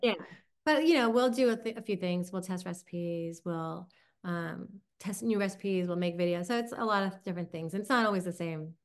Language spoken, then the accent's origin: English; Long Island, New York, United States; accent: Long Island; my Long Island accent